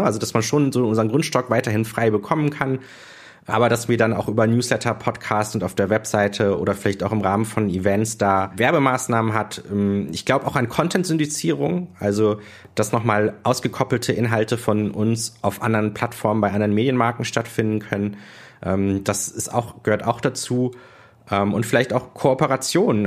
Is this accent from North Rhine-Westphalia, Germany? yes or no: yes; Düsseldorf, North Rhine-Westphalia, Germany; also born or lived in Berlin; jetzt bin ich wieder in Düsseldorf